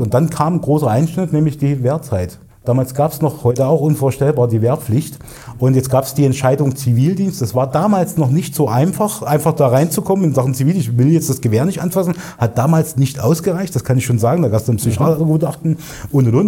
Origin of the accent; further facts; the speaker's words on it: Erfurt, Thuringia, Germany; Hier im schönen Erfurt geboren, äh, in der Landeshauptstadt von Thüringen, im Zentrum von Deutschland fast sozusagen. Und ja, bin auch hier aufgewachsen in Erfurt Nord